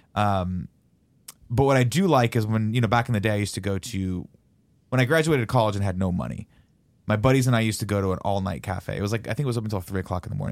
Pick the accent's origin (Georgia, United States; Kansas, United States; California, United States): California, United States; Riverside; growing up in Riverside, there wasn't much